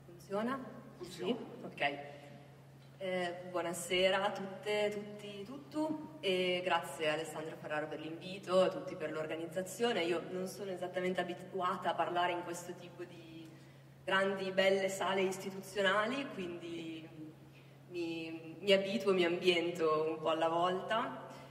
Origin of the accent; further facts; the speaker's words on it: Milan, Lombardy, Italy; moved away as an adult; also born or lived in Oxford / Berlin; dal mio accento, io non sono del sud, sono milanese, nascita, ho vissuto all'estero